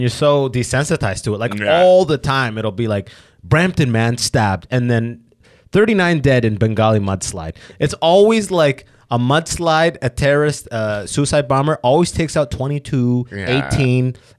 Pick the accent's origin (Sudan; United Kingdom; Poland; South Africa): Sudan; now in Canada; I'm from Sudan.